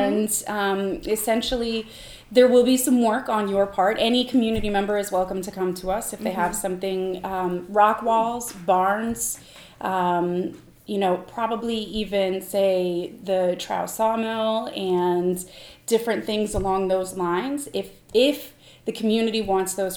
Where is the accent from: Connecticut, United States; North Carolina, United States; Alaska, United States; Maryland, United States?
North Carolina, United States; also born or lived in Amherst, New Hampshire; now in Mount Vernon, United States; I've lived in 6 different states, and I grew up in North Carolina